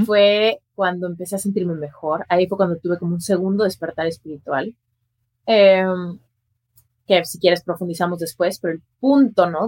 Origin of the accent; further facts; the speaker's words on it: Mexico City, Mexico; moved away as an adult; now in Las Vegas, United States; yo soy mexicana, nací en la Ciudad de México y ahí crecí